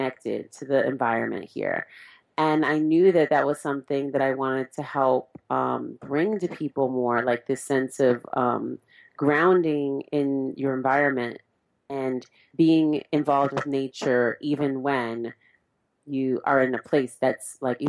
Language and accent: English; California, United States; I'm from California, and in Cali